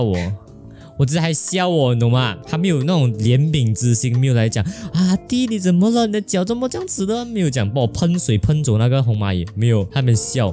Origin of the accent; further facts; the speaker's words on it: Malaysia; 我们是来自马来西亚两百六十八青少年当中的两个废青